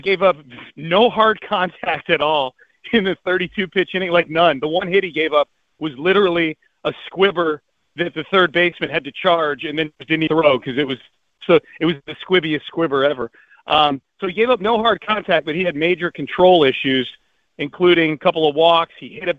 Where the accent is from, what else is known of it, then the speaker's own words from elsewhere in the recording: Northeast, United States; I grew up in the Northeast. I listened to WFAN growing up.